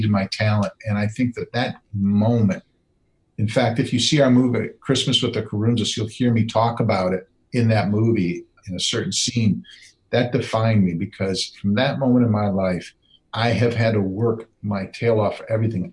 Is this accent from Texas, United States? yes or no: no; Wisconsin, United States; I grew up in Wisconsin.